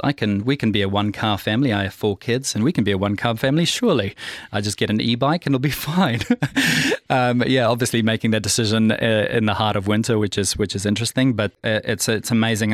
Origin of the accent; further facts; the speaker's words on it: Pretoria, Gauteng, South Africa; I'm South African, born and bred from Pretoria